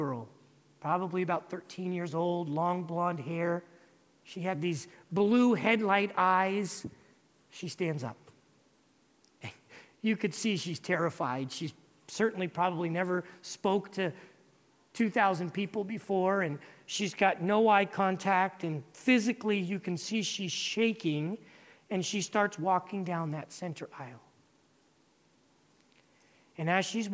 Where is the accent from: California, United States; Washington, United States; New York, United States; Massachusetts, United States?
California, United States; moved away as an adult; now in Dominican Republic; I'm originally from California.